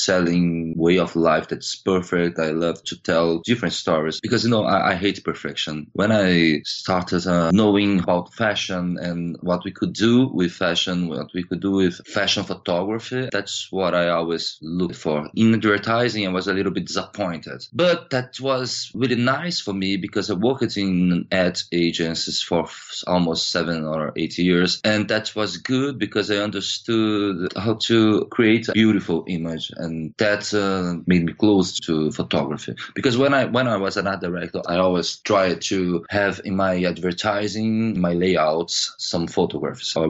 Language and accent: English; Rio de Janeiro, Brazil; English is a second language; moved away as an adult; now in São Paulo, Brazil; I was born in Rio de Janeiro, but I live in São Paulo for now, almost for 8 years.